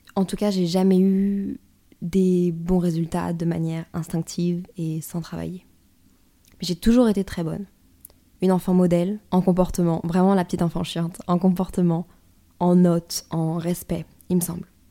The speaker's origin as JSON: {"language": "French", "region": "northern France", "country": "France", "said": "je viens du nord de la France."}